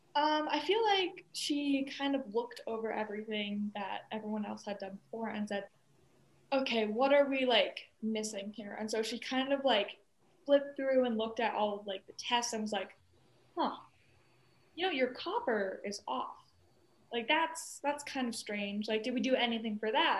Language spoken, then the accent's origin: English; Colorado, United States; growing up in Colorado